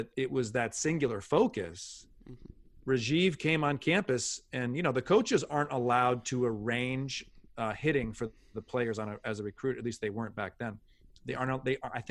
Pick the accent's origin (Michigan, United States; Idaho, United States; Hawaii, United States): Michigan, United States; Ann Arbor; I was from Ann Arbor